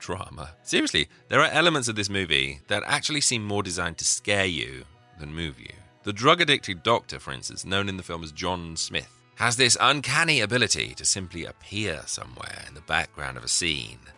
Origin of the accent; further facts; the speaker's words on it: England, United Kingdom; being an Englishman